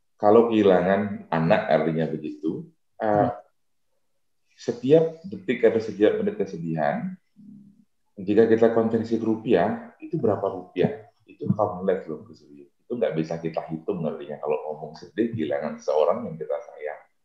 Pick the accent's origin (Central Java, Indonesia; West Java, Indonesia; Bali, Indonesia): Bali, Indonesia; Buleleng; desa saya berbatasan dengan Kabupaten Karangasem